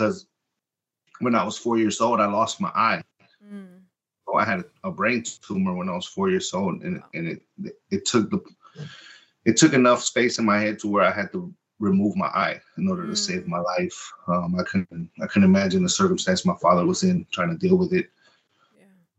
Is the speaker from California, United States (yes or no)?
yes; Compton, California, United States; first language Spanish; English is a second language; also born or lived in Lynwood, California; now in Nashville, United States; I grew up in Compton. I was born and raised in Martin Luther King Hospital. My life has been between Compton and Linwood